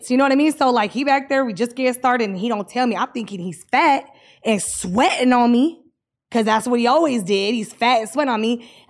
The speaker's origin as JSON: {"language": "English", "country": "United Kingdom", "said": "Yeah, like they, they like I'm British, old, so like they yeah, like that."}